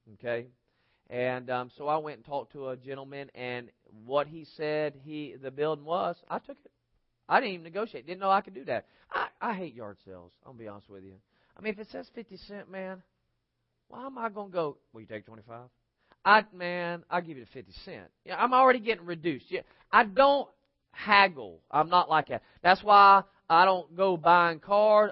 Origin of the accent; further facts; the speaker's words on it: United States; they see me as an American